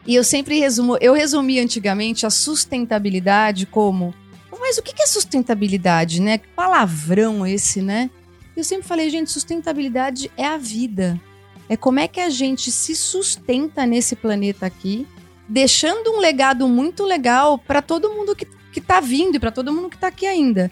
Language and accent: Portuguese; Campinas, São Paulo, Brazil; Eu fui de um corpo de baile super legal em Campinas, sou de Campinas